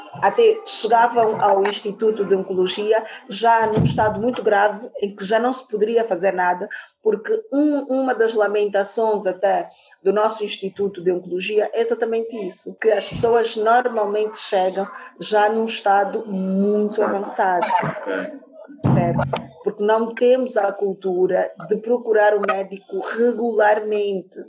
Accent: Angola; sou angolana antes de mais nada

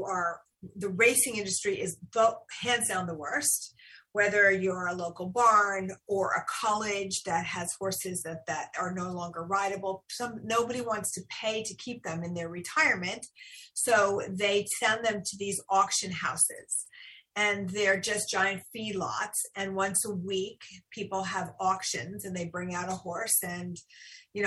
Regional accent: United States; we as American citizens

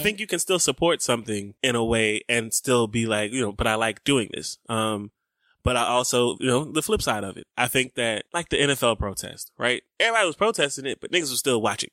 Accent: the South, United States; growing up in the South, in the nineties in churches

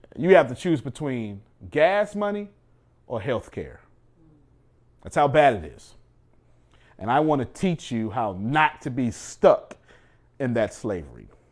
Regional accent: United States; I'm an American

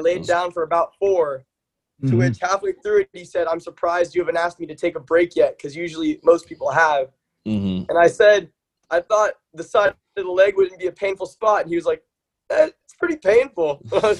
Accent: Winter Park, Florida, United States; moved away as an adult; now in Tallahassee, United States; I'd actually gone home to Orlando. I'm from Winter Park, Florida

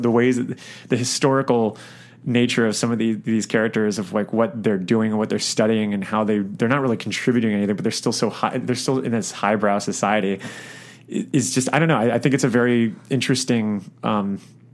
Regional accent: South Florida, United States; I'm from South Florida, which has a lot of like very big dividing lines in terms of class and structure and all. And I grew up in like some nice neighborhoods

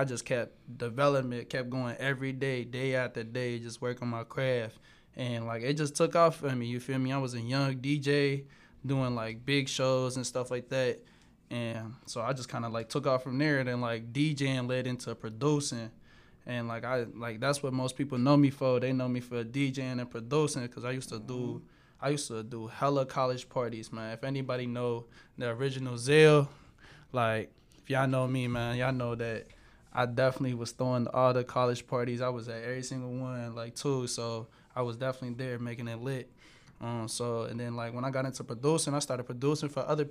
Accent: Cincinnati, Ohio, United States; I'm from Cincinnati. I'm from Ohio. I'm from the west side

